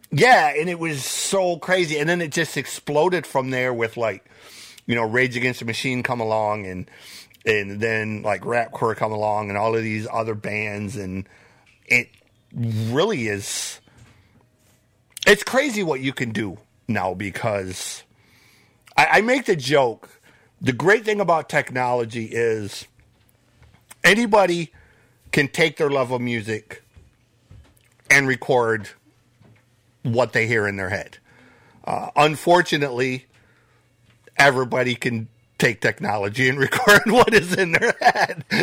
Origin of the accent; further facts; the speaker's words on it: Flint, Michigan, United States; I grew up in Flint myself. I grew up just outside of Flint